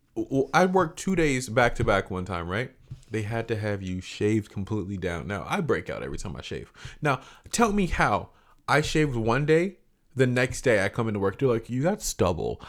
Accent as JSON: {"language": "English", "region": "Central Florida", "country": "United States", "tie": "born or raised there", "said": "I grew up in Central Florida"}